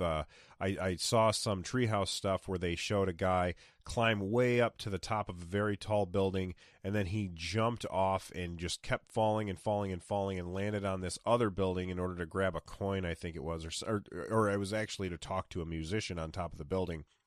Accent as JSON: {"language": "English", "country": "United States", "said": "being an American."}